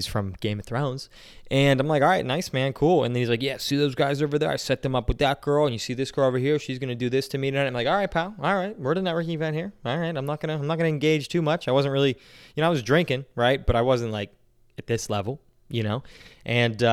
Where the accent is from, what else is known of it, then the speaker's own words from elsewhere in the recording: New Castle, Pennsylvania, United States; we're from Newcastle, which is not really Pittsburgh. It's kind of north of Pittsburgh